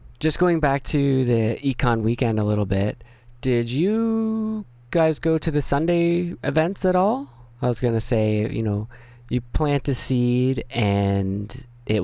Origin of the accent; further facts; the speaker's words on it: Canada; Cause I'm from Canada.